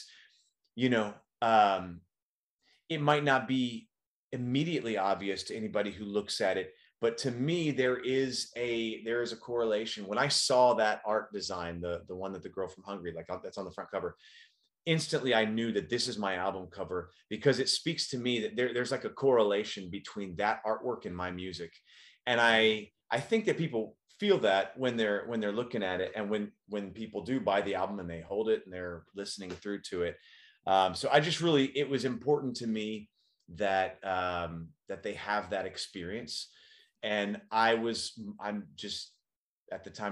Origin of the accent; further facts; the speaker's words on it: Dallas, Texas, United States; now in California, United States; back to Dallas, which is where I grew up. That's my hometown.